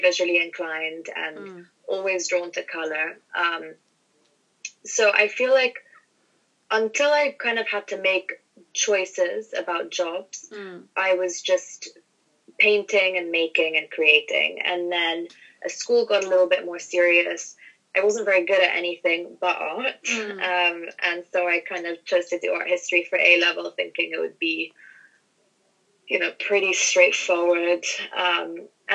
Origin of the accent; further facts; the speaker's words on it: London, United Kingdom; moved away as an adult; also born or lived in France / United States / Hong Kong; I grew up in London.